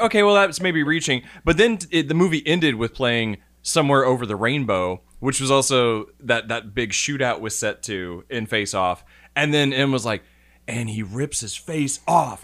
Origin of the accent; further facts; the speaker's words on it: Indiana, United States; we're both from Indiana.